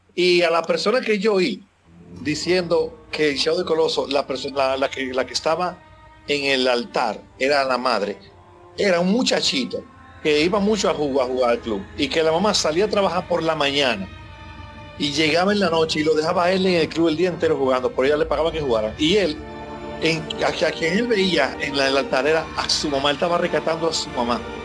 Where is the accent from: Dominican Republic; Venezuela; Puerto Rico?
Dominican Republic; en mi país, en República Dominicana